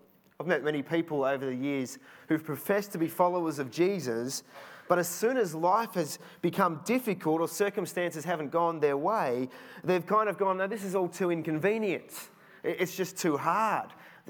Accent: Cheltenham, South West England, United Kingdom; Remember a few years ago in the house that we grew up in Cheltenham, we lived at the end of a court and it was on a slight sort of slope down.

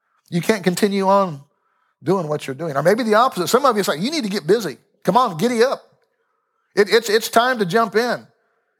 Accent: Lawrence, Kansas, United States; I'm from Lawrence

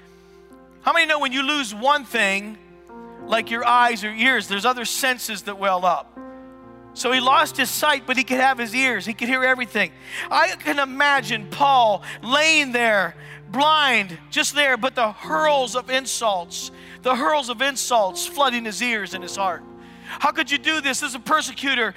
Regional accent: United States; I'm an American, but I'm following the kingdom of God

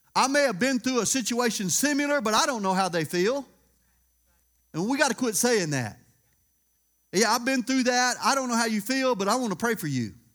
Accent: Louisiana, United States; I'm from Louisiana

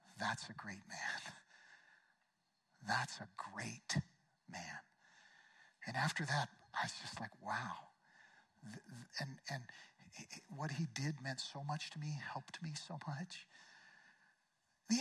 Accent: Eugene, Oregon, United States; my hometown of Eugene

